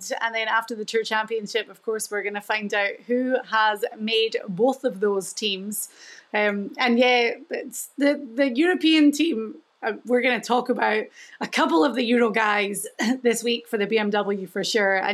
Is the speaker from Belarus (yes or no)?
no; Scotland, United Kingdom; my home country